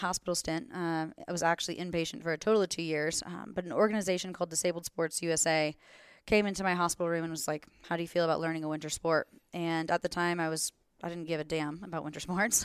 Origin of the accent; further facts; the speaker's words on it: Florida, United States; moved away as an adult; now in Glenwood Springs, United States; I'm originally from Florida